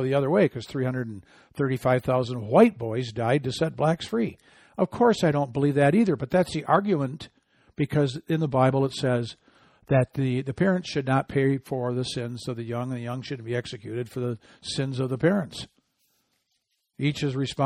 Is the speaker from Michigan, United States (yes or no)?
yes; Michigan, United States; my home state of Michigan